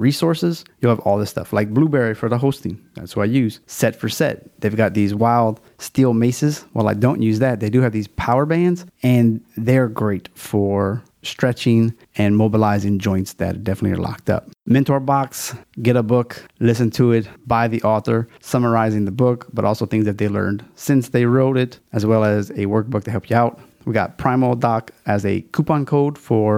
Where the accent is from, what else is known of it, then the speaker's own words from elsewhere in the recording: Louisiana, United States; It's my home state